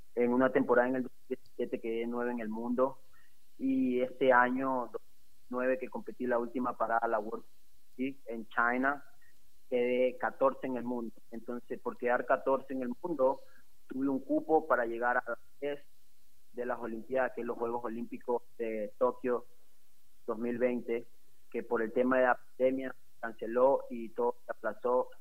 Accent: Ecuador; yo me siento muy ecuatoriano y por eso sigo luchando para poder seguir representando a mi país

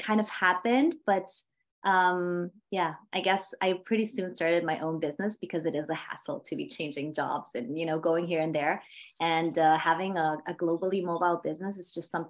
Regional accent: Vienna, Austria; moved away as an adult; now in Bilbao, Spain; I was born and raised in Vienna, Austria, Central Europe.

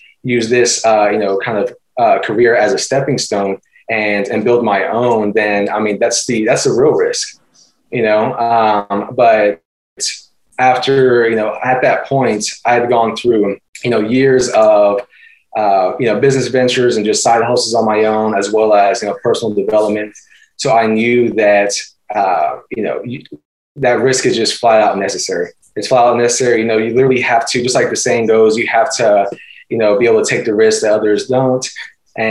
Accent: Austin, Texas, United States; moved away as an adult; also born or lived in Houston, Texas; now in San Antonio, United States; I'm 25 currently, born and raised in Austin, Texas

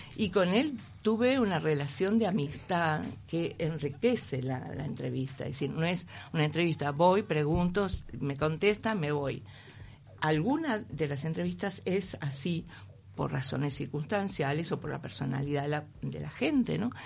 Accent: Uruguay; moved away as an adult; also born or lived in Madrid, Spain; soy uruguaya

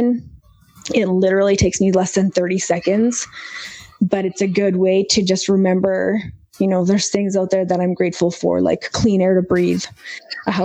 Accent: Canada; growing up in Canada, being Indian

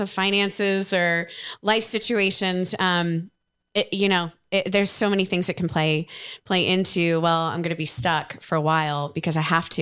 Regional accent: Ohio, United States; moved away as an adult; now in Nashville, United States; when I moved to Nashville from, from Ohio back in two thousand eight

